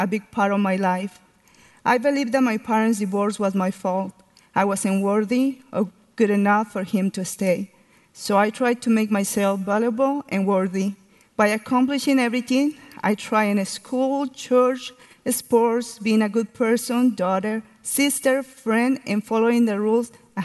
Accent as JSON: {"language": "English", "country": "Mexico", "tie": "born or raised there", "second_language": "English", "moved": "as an adult", "lives_now": "Dallas, United States", "said": "I grew up in Mexico with parents"}